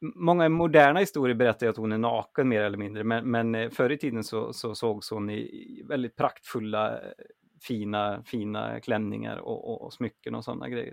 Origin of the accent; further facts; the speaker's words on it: Grums, Värmland, Sweden; moved away; i Värmland där jag växte upp